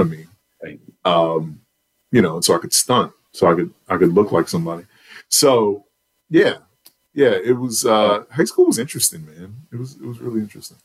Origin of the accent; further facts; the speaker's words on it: New York City, New York, United States; now in Charlotte, United States; I'm from Southside Jamaica, Queens